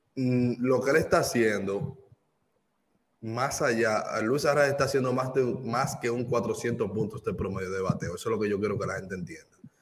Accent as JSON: {"language": "Spanish", "country": "Dominican Republic", "moved": "yes", "said": "soy dominicano"}